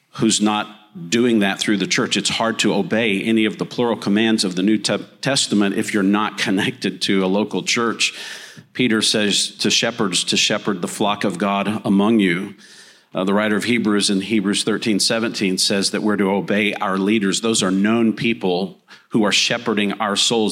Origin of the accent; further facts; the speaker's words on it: Texas panhandle, United States; moved away as an adult; also born or lived in Granada Hills, Los Angeles, California; I was raised in the Texas panhandle